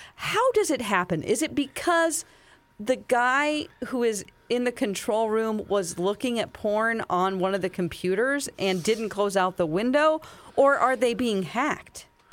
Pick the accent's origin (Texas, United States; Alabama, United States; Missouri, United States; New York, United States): Missouri, United States; Springfield; also born or lived in California; a Springfield, Missouri, my hometown story